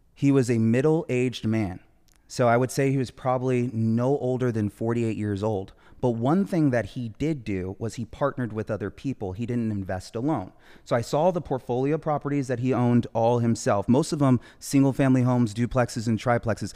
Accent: Orange County, California, United States; moving out of Compton to a city, uh, in Orange County where she raised her family, me and my brothers

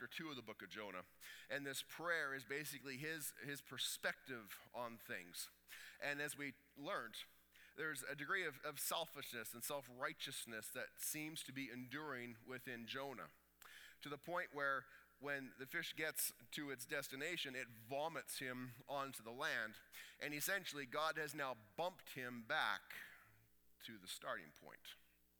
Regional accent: Canada; we're Canadian.

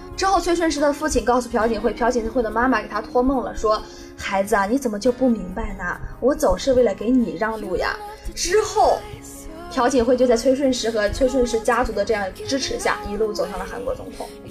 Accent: northern China, China; now in Nanyang, China; 我是北方人

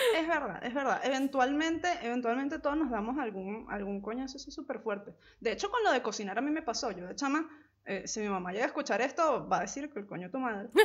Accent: La Guaira, Venezuela; moved away as an adult; also born or lived in Caracas; Yo soy de La Guaira, que está como a dos horas de Caracas

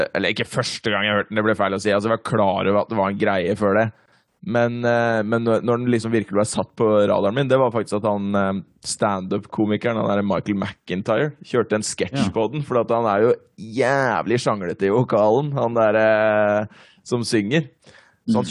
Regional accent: Norway; på Robru, der jeg vokste opp

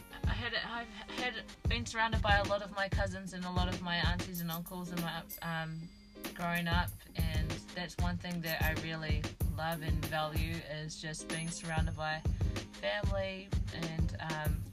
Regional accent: Taupo, Waikato, New Zealand; I was brought up in Taupo

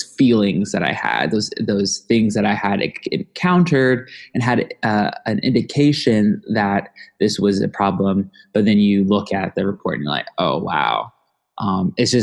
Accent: Omaha, Nebraska, United States; my personal experience of growing up in the community

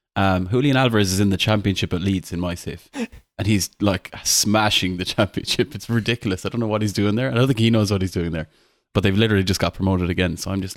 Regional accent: Ireland; obviously I'm Irish.

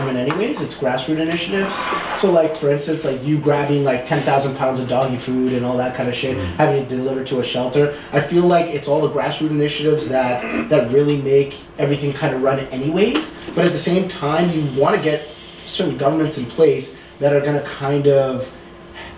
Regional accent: Canada; I am kind of proud as a Canadian

